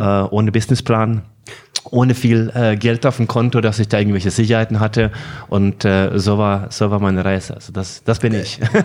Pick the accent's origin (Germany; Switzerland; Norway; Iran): Norway; German is a second language; moved away; gebürtiger Norweger